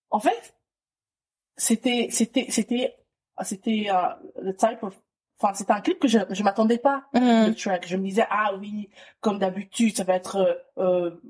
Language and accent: French; DR Congo; Après, je, enfin, en tant que Congolaise que je suis, je vais te dire ….